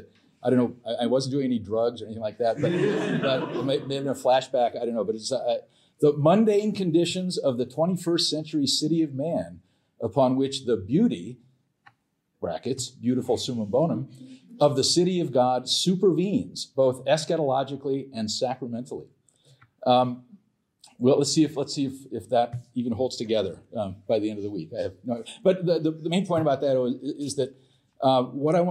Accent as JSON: {"language": "English", "region": "California", "country": "United States", "tie": "born or raised there", "said": "when I was a kid growing up in California a long time ago"}